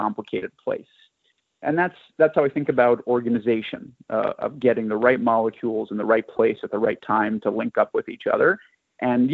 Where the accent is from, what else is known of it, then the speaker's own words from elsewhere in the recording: New York City, New York, United States; I grew up in New York City